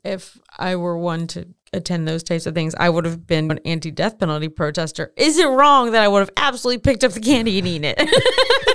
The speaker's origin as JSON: {"language": "English", "region": "Maryland", "country": "United States", "said": "I'm from Maryland"}